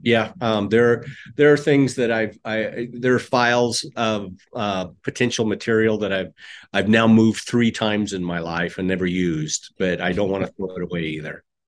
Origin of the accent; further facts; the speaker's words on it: Casper, Wyoming, United States; I grew up in Wyoming in, uh, Casper, Wyoming